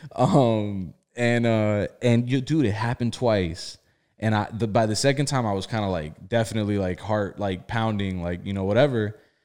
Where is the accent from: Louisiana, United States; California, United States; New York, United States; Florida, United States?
Florida, United States; South; also born or lived in Bridgeport, Connecticut; I was born in Bridgeport, Connecticut. Uh, I was, I was brought down to, to South Florida very young. And I, you know, I went to school in South Florida